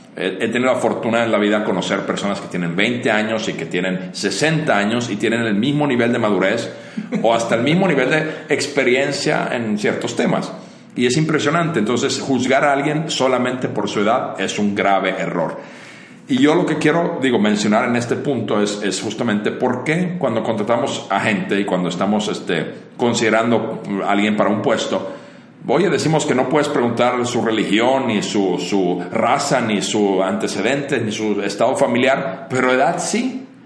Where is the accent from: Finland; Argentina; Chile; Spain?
Finland; moved away as an adult; now in Mexico; soy originario de Finlandia, llevo en México más de 20 años